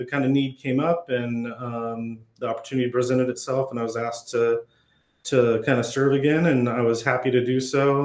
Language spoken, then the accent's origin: English; Sunnyside, Washington, United States; I got my start in school PR in my hometown school district of Sunnyside, Washington